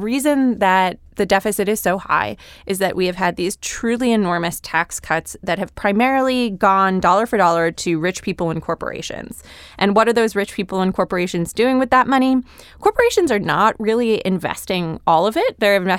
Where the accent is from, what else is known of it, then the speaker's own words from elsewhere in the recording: Connecticut, United States; I grew up in suburban Connecticut, and I still didn't learn to drive until I was